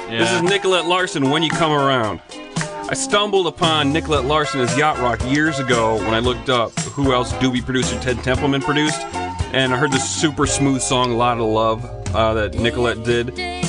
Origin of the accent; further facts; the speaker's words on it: Michigan, United States; accent: Michigan; I'm trying to get out of my Michigan accent.